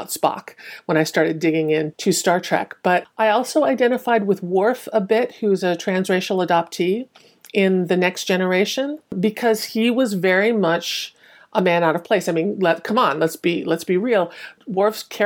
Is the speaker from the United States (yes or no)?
yes; United States; born or raised there; also born or lived in Hong Kong